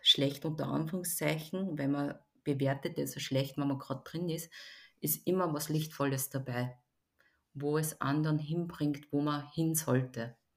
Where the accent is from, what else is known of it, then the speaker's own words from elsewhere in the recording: Linz, Upper Austria, Austria; Hören tut man es auch nicht, weil ich bin in Österreich geboren, in Linz, in Oberösterreich.